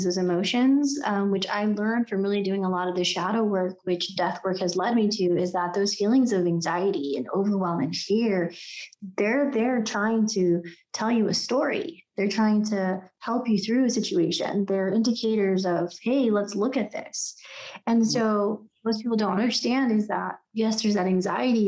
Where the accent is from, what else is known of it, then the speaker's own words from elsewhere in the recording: United States; also born or lived in Mexico (ancestry); I'm Mexican American